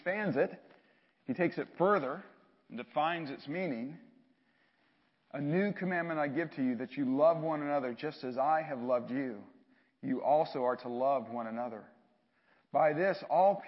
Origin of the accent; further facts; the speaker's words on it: Atlanta, Georgia, United States; I grew up in Atlanta